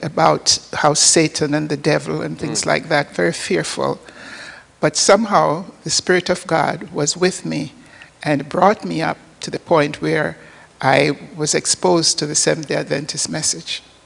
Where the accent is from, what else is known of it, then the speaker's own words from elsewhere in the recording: Port Maria, Saint Mary, Jamaica; moved away; I was born in an, on the northern coast of Jamaica, a little village called Port Maria